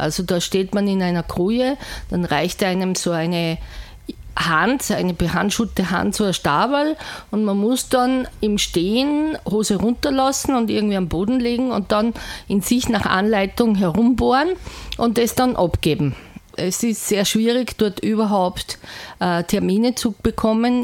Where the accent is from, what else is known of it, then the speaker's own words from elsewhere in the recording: Salzburg, Austria; bei uns in Salzburg